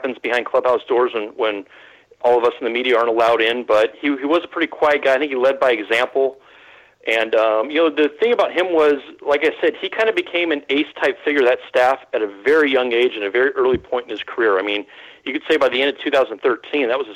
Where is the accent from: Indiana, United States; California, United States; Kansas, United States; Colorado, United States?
California, United States; Bay Area; I grew up in the Bay Area